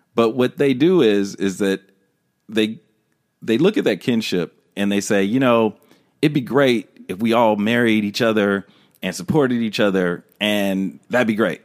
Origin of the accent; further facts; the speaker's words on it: Los Angeles, California, United States; living in Los Angeles my whole life